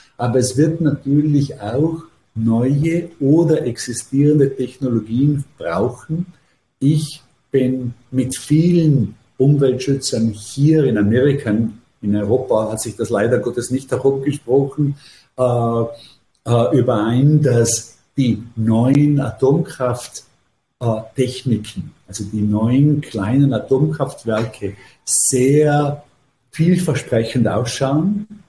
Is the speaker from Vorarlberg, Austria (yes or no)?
yes; Vorarlberg, Austria; moved away as an adult; now in New York, United States; ich habe ja meine formativen Jahre wirklich in Österreich verbracht